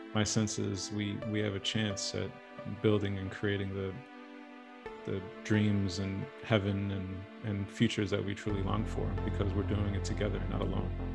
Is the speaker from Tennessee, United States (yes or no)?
no; New York, United States; born or raised there; now in Los Angeles, United States